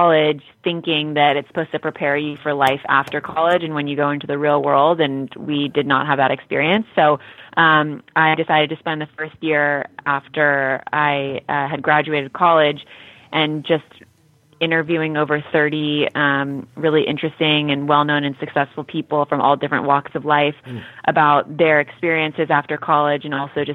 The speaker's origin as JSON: {"language": "English", "town": "Los Angeles", "region": "California", "country": "United States", "tie": "born or raised there", "said": "a young woman growing up in Los Angeles"}